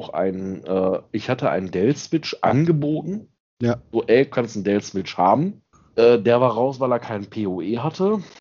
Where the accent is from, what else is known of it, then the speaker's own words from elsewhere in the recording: Xanten, North Rhine-Westphalia, Germany; ich komme ja vom Niederrhein. Ja. Und habe einen großen Teil meiner Kindheit in Xanten gelebt.